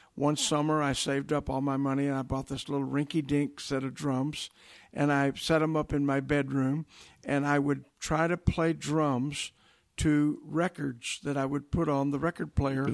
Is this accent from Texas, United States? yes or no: yes; Texas, United States; I grew up in Texas.